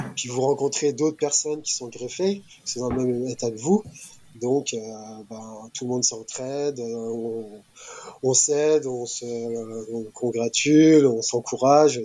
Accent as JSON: {"language": "French", "country": "France", "said": "nous en tant que Français"}